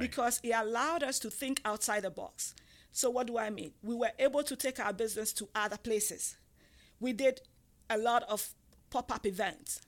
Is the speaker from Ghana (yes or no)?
yes; Ghana; moved away; I'm from Ghana, West Africa, and I'm I'm from the tribe called the Ga